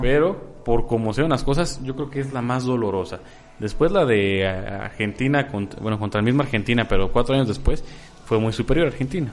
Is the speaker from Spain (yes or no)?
no; Mexico; como mexicanos